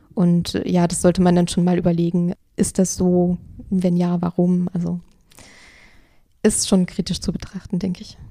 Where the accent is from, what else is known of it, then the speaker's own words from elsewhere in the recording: Germany; bei uns in Deutschland